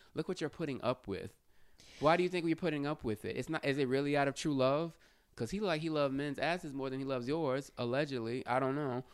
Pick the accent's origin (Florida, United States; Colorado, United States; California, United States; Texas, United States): Texas, United States; Houston; I'm from Houston